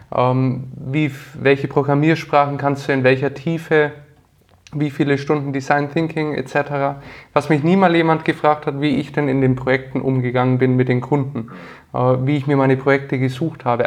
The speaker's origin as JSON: {"language": "German", "town": "Nuremberg", "region": "Bavaria", "country": "Germany", "tie": "born or raised there", "also_born_or_lived": "Bamberg", "said": "Ich komme aus Nürnberg, äh, aus dem schönen Frankenland und bin hier geboren und aufgewachsen"}